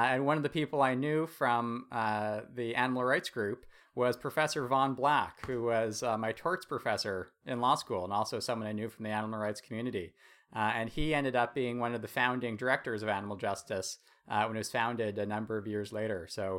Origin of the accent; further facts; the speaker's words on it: Toronto, Ontario, Canada; also born or lived in Halifax; I grew up here in Toronto. When I went to university, I moved out east to Halifax